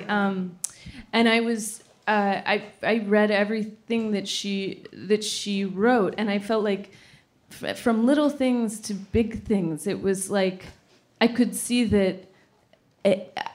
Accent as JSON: {"language": "English", "town": "Sacramento", "region": "California", "country": "United States", "tie": "born or raised there", "moved": "yes", "lives_now": "New York, United States"}